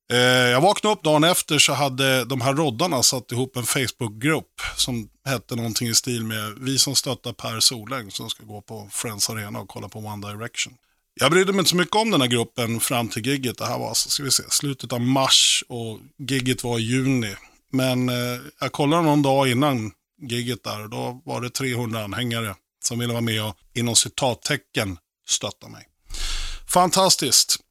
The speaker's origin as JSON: {"language": "Swedish", "town": "Oxelösund", "region": "Södermanland", "country": "Sweden", "tie": "born or raised there", "also_born_or_lived": "Nyköping", "said": "Jag föddes på Nyköpings BB. Jag växte upp i lilla Oxelösund, Sörmland, 11 mil söder om Stockholm"}